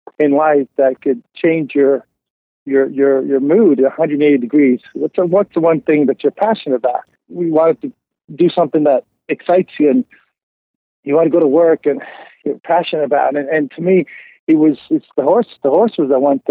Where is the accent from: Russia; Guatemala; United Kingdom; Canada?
Canada; Montreal, Quebec; moved away as an adult; now in Kentucky, United States; kid growing up in Montreal, in the West Island